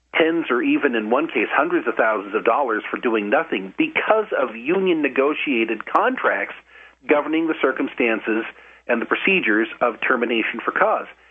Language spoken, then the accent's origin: English; Idaho, United States; moved away as an adult; also born or lived in Wisconsin; We moved back to my home state of Wisconsin, or from Wisconsin to my home state of, of, of Idaho in 2005.